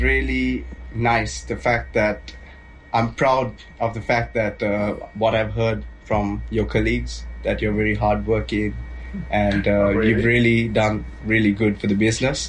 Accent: Vavuniya, Northern Province, Sri Lanka; moved away as an adult; now in United Kingdom; I myself also was brought up from Vaunia as well.

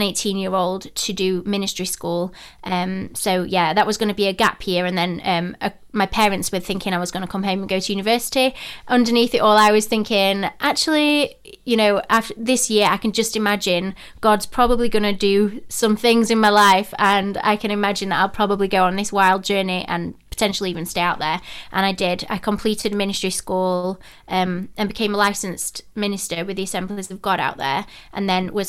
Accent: Rotherham, Yorkshire and the Humber, United Kingdom; accent: Yorkshire twang; moved away as an adult; also born or lived in North Carolina / Sheffield; now in Cornwall, United Kingdom; I'm from Yorkshire, so I'm from Rotherham near Sheffield.

